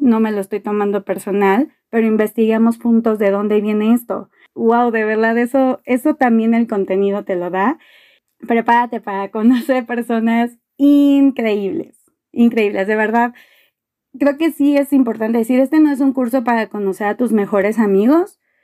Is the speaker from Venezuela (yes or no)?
no; Mexico City, Mexico; soy de la Ciudad de México